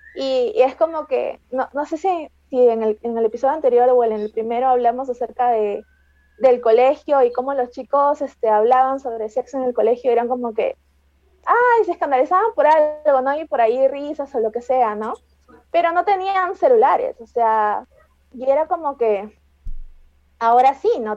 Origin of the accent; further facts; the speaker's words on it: Peru; Yo soy de Perú